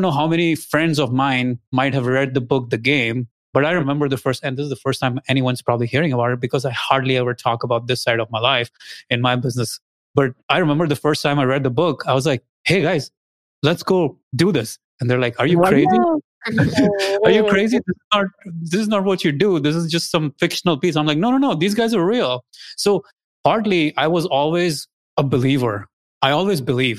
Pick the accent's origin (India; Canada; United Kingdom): India; moved away as an adult; also born or lived in Austin, Texas; now in United States; I'm originally from India. I came here, I got my graduate degrees.